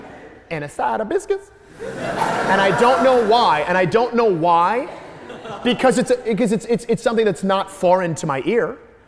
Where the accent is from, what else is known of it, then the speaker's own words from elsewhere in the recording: Midwest, United States; I mean a dialect that has its origins in the South, especially because I'm from the Midwest.